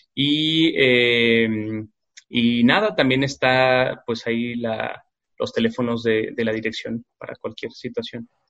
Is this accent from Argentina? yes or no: no; Guadalajara, Jalisco, Mexico; como sociedad tapatía